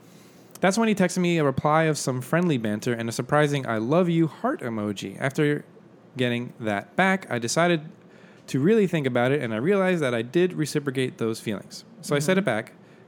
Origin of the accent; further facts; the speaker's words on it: Texas, United States; I'm from Texas, so we ain't So we say ain't and y'all here.